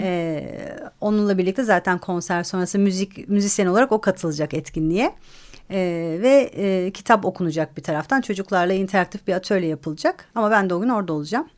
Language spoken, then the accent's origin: Turkish; Istanbul, Turkey; ben İstanbul'un çok güzel bir yerinde büyüdüm